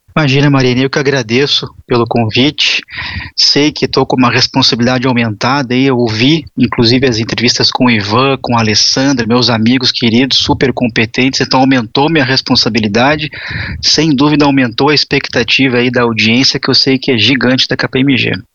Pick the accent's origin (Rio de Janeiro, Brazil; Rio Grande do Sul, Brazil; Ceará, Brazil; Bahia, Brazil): Rio Grande do Sul, Brazil; Porto Alegre; moved away as an adult; also born or lived in Curitiba / São Paulo; Eu, eu sou gaúcho de Porto Alegre, na época mudei para Curitiba.